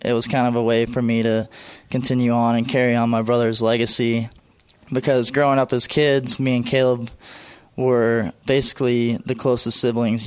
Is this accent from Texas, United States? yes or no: yes; right north of Dallas, Texas, United States; we grew up in Texas, a real close family